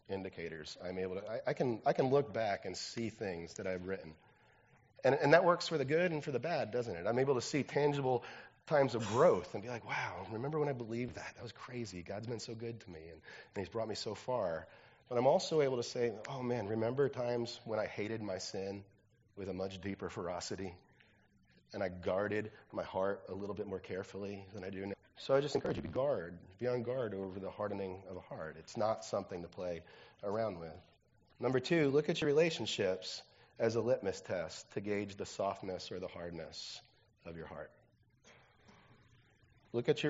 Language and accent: English; New Jersey, United States; I'm from New Jersey